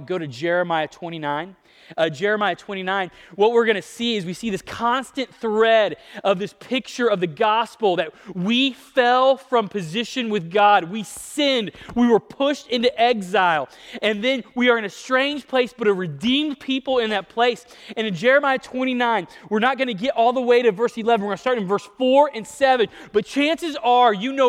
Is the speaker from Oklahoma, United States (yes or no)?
yes; Ponca City, Oklahoma, United States; moved away; going home for Thanksgiving to Ponca City, Oklahoma, where I grew up